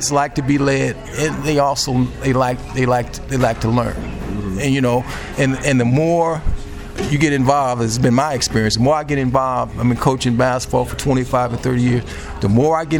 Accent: Chicago, Illinois, United States; I was raised in public housing. I grew up in Archer Courts

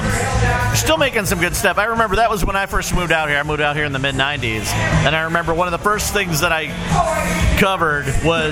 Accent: Chicago, Illinois, United States; I grew up in Chicago

